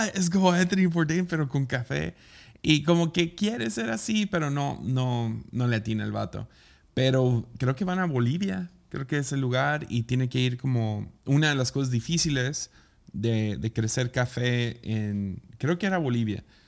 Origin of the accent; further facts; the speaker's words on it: Tepic, Nayarit, Mexico; cuando cumplí 18, salí de Tepica a trabajar a Estados Unidos por unos meses